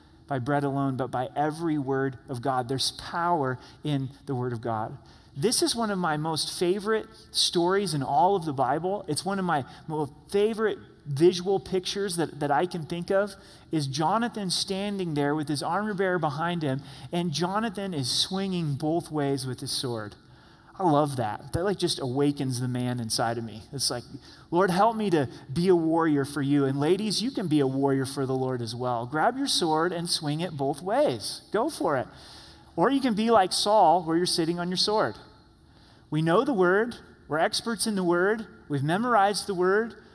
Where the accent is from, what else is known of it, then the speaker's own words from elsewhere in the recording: Southern Oregon, United States; The house that I grew up in Southern Oregon was a half acre.